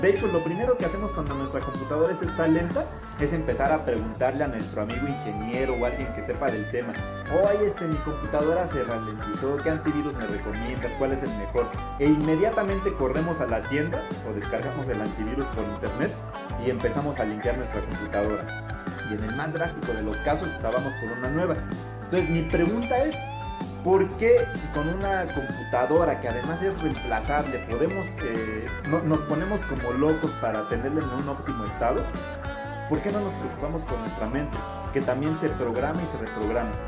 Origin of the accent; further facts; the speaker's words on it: Mexico; soy mexicano, soy latino